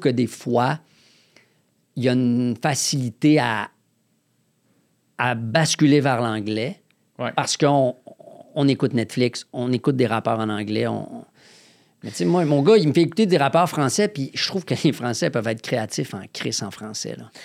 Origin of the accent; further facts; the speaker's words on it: Quebec City, Quebec, Canada; moved away as an adult; now in Montreal, Canada; je viens de Québec, en Haute-Ville